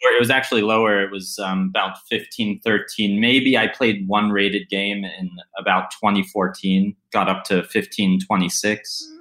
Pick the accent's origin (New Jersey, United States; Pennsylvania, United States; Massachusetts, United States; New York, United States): Pennsylvania, United States; Pittsburgh; I grew up in Pittsburgh, which had a decent chess scene